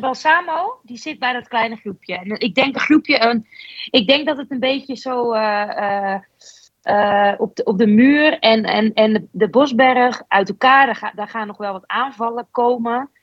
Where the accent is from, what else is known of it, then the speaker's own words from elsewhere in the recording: Netherlands; als Nederlandse